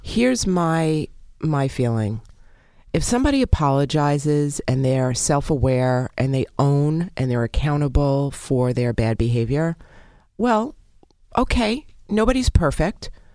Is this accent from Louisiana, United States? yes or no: no; New York City, New York, United States; I'm from Brooklyn